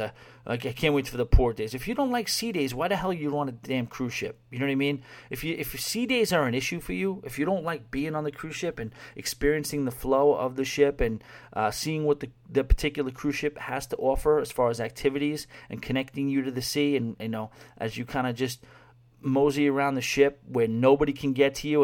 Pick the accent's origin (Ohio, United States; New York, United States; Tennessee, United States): New York, United States; New York City; moved away; also born or lived in Long Island; growing up in New York City and Long Island